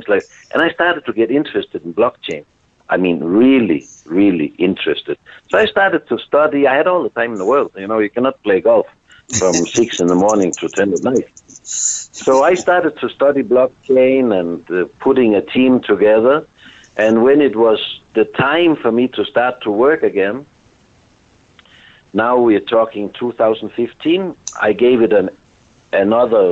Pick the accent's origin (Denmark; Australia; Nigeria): Denmark